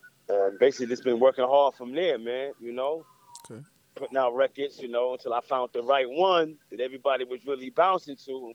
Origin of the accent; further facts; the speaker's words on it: New York City, New York, United States; moved away as an adult; now in Atlanta, United States; Born and raised in the Bronx.